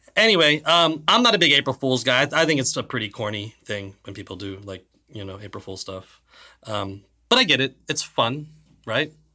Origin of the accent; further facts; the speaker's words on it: Ireland; I'm Irish